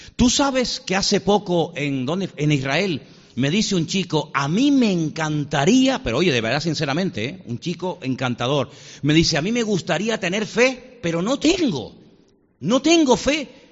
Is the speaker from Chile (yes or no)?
no; Venezuela; nací en Venezuela